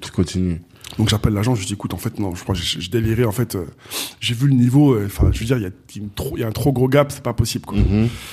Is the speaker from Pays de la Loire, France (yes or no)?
no; Asnières-sur-Seine, Île-de-France, France; je suis né, j'ai grandi à Agnières dans le 92